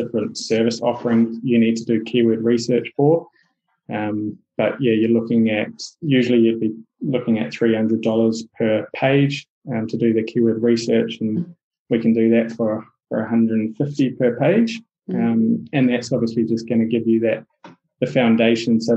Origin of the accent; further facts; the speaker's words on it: New Zealand; accent: Kiwi; my Kiwi accent